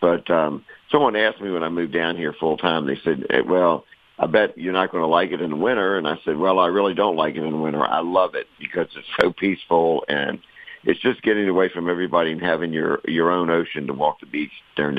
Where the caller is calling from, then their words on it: Kill Devil Hills, North Carolina, United States; I'm in the Outer Banks of North Carolina, where I live in a little town called Kildouble Hills, and I live about a block from the Atlantic